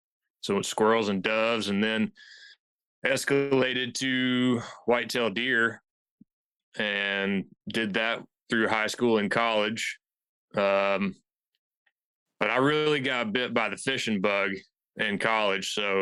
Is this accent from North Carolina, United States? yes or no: yes; North Carolina, United States; moved away as an adult; also born or lived in Tampa, Florida; now in Anchorage, United States; Well, I was born in North Carolina